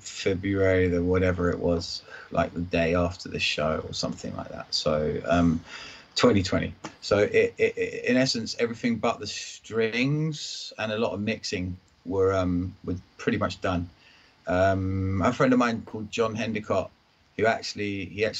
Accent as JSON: {"language": "English", "town": "Enfield", "region": "London", "country": "United Kingdom", "also_born_or_lived": "Kent", "moved": "yes", "said": "I'm from Enfield, but I was living down in Kent"}